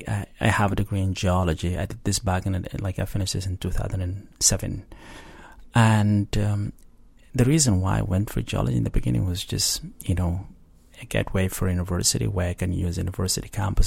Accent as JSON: {"language": "English", "country": "Sudan", "moved": "yes", "lives_now": "Israel", "said": "to be the first and the only Sudanese to be given refugee status"}